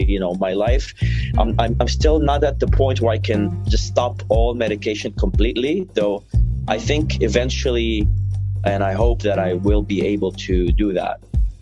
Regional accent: Syria; English is a second language; also born or lived in Saudi Arabia / Lebanon; because I, for most of my life, I lived in Saudi Arabia, and I was visiting Syria. Syria's my, you know, my hometown, is where I'm from.

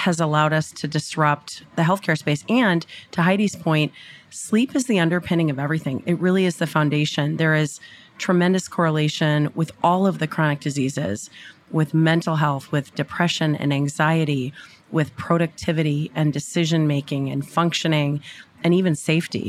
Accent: Minnesota, United States; I did grow up in Minnesota

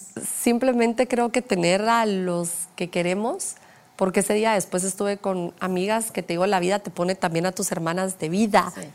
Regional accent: Guatemala; soy guatemalteca

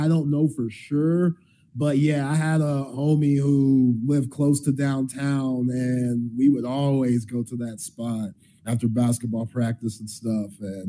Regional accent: Austin, Texas, United States; born or raised there

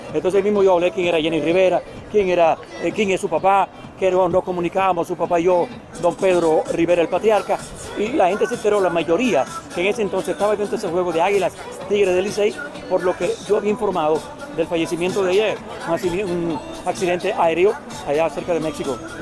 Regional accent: Cuba; also born or lived in Dominican Republic; yo nací en Cuba, pero mi abuelo es dominicano, soy dominicano también

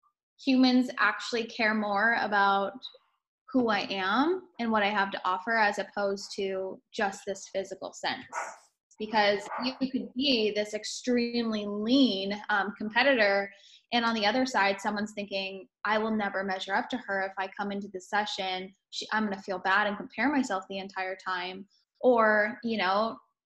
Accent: California, United States; moved away as an adult; also born or lived in Denver; So I'm previously from California. This is where I was born and raised

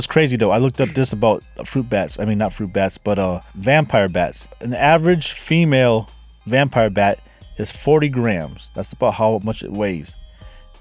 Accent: United States; I'm from America

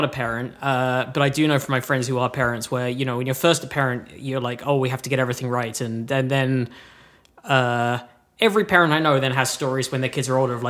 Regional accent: England, United Kingdom; moved away; I'm from the UK, I'm from England

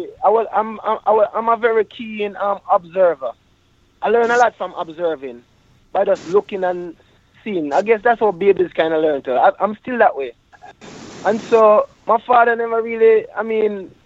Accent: Jamaica; growing up in Jamaica as a youth, a man

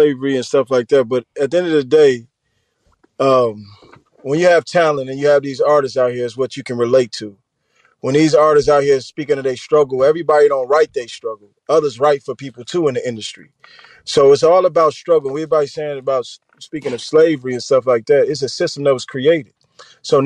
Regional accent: Chicago, Illinois, United States; I'm from Chicago, grew up in a Boys and Girls Club

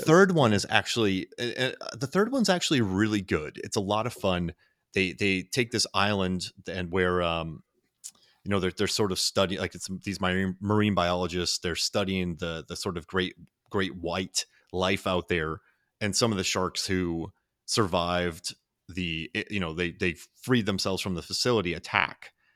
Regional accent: Florida, United States; I'm from Florida

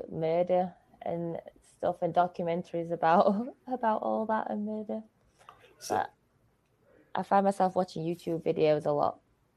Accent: Sheffield, Yorkshire and the Humber, United Kingdom; I am from Sheffield, which is in Yorkshire.

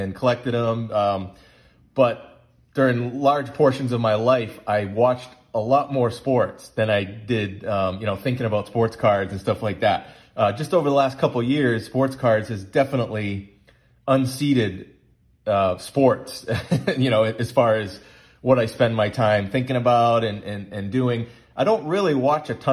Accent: Massachusetts, United States; we grew up in Massachusetts

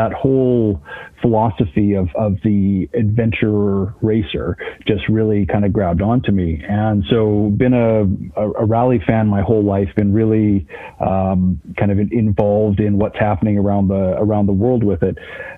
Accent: American Southwest, United States; I grew up in the American Southwest

